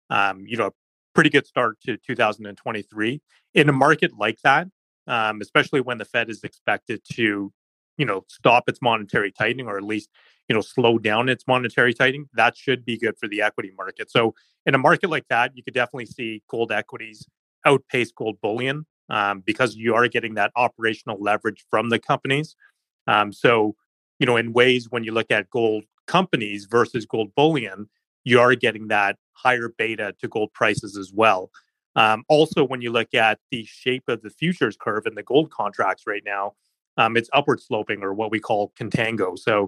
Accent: Canada; as a Canadian investor

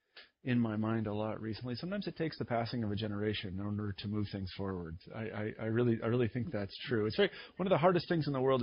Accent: Midwest, United States; now in Iowa, United States; I'm from the Midwest, and not exactly progressive views

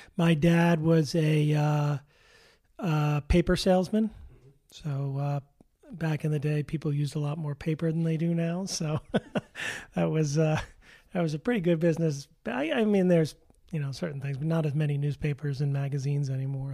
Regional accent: Darien, Connecticut, United States; moved away; also born or lived in New York City; I'm originally from Darien, Connecticut

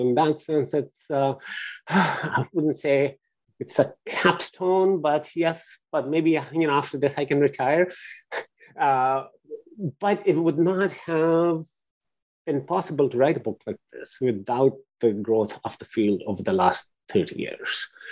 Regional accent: Lahore, Punjab, Pakistan; moved away; I grew up in Pakistan

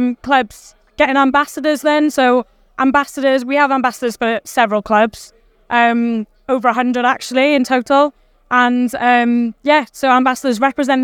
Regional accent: Welsh, Wales, United Kingdom; being Welsh

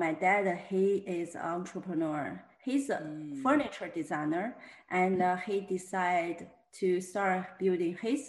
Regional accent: China; moved away as an adult; also born or lived in New York, United States; now in Houston, United States; I am a full-time artist based in Houston, Texas. I'm originally from China. I moved to US 10 years ago

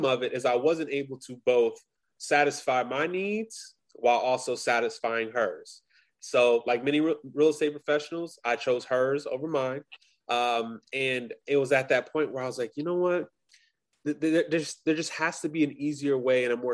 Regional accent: Long Beach, California, United States; moved away as an adult; also born or lived in Grambling, Louisiana; now in Boston, United States; I'm originally from Los Angeles, California, Long Beach to be exact.

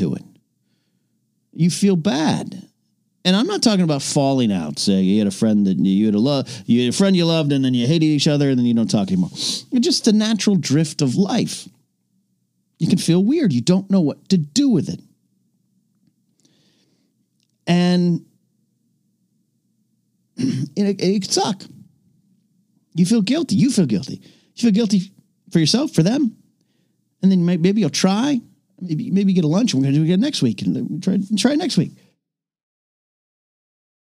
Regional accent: Arroyo Grande, California, United States; my hometown, of course, is Arroyo Grande, California

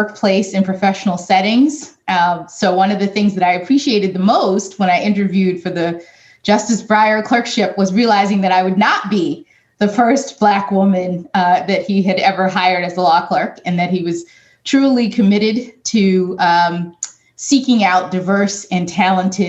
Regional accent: Miami, Florida, United States; moved away; my hometown of Miami, Florida

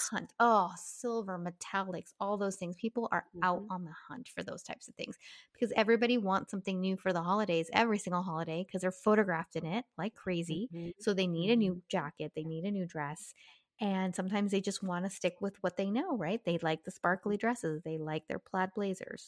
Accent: Southern California, United States; moved away; growing up in Southern California, like it's blazers and yeah. sweaters were pretty much our coats

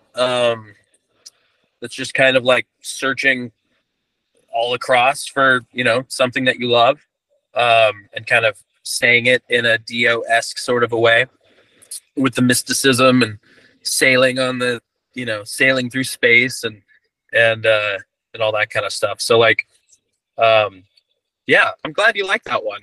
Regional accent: Santa Cruz, California, United States; in my hometown, Santa Cruz, California

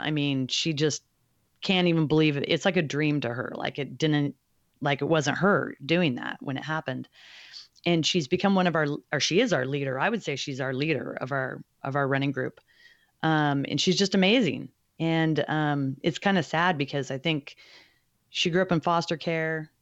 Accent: Alaska, United States; I grew up on the West Coast, in Alaska specifically.

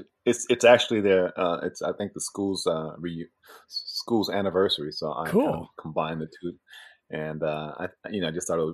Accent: Pembroke, Illinois, United States; moved away; also born or lived in Florida / London, United Kingdom / Chicago; I grew up outside of Chicago, yeah, in Pembroke. And that was like, Oprah said it's the poorest city in America. Wow. At one point. And so it was kind of a poor place. But my parents got divorced and I moved to Florida.

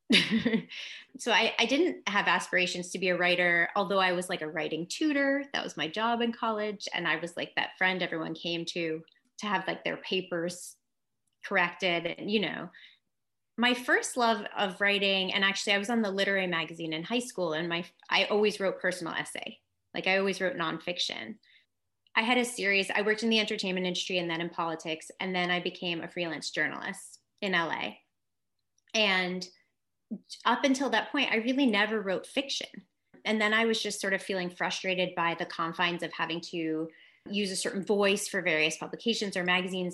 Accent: New York City, New York, United States; moved away as an adult; also born or lived in California / Los Angeles; I grew up in Manhattan on the Upper West Side.

